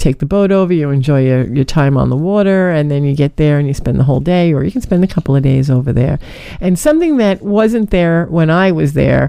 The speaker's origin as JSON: {"language": "English", "region": "New York", "country": "United States", "tie": "born or raised there", "said": "I'm originally born and raised in New York."}